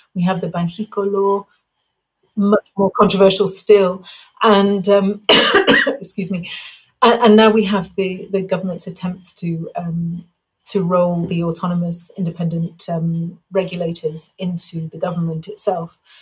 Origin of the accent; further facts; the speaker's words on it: England, United Kingdom; now in Mexico; I'm English